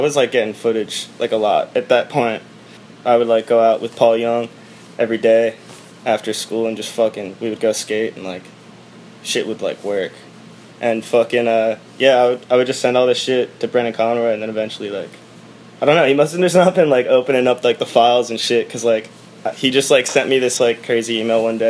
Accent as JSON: {"language": "English", "town": "Mahwah", "region": "New Jersey", "country": "United States", "tie": "born or raised there", "said": "Jersey's home, boy. I grew up in Mahwah, which is like northern Jersey"}